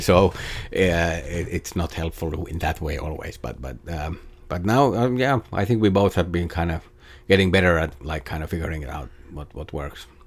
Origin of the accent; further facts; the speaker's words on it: Jyväskylä, Central Finland, Finland; first language Finnish; English is a second language; moved away as an adult; now in Los Angeles, United States; in Jyväskylä in Finland, in my hometown